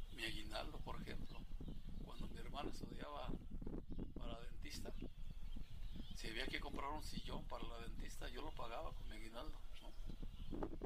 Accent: his village near Tepatepec, Hidalgo, Mexico; tendría que caminar de mi pueblo a la carretera, dos kilómetros, de Tepatepec al Meche otros dos kilómetros

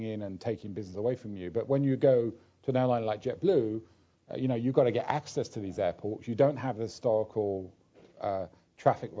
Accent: London, United Kingdom; I grew up in London

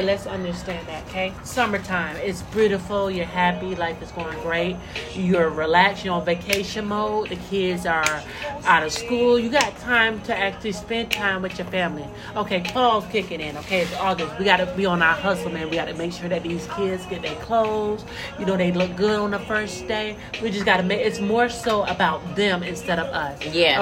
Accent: Central Florida, United States; I'm from Central Florida.

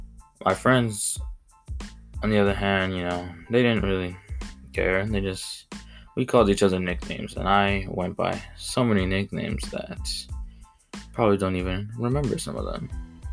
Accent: Mexico; accent: Mexican; names that I was, you know, used to saying because of my accent, my Mexican accent.

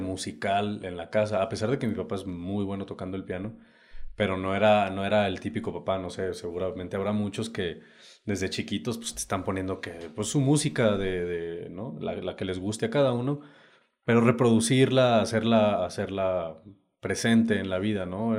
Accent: Saltillo, Coahuila, Mexico; moved away as an adult; also born or lived in United States; now in Oaxaca, Mexico; yo vengo del norte, Saltillo, Coahuila, para ser exacto. Ahorita, bueno, ahí nací.

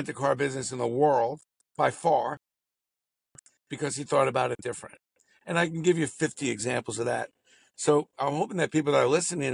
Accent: New York City, New York, United States; growing up in Brooklyn, where, I mean, listen, Brooklyn, it had everything

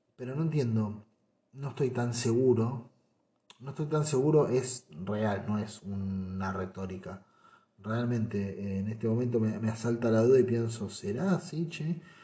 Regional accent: Argentina; Me gusta ser argentino

